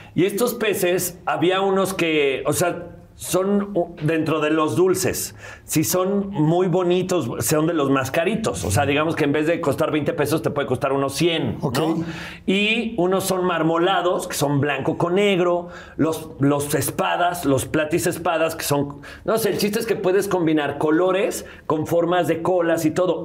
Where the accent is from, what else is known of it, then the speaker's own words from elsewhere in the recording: León, Guanajuato, Mexico; also born or lived in San Luis de la Paz, Guanajuato; yo soy de León, Guanajuato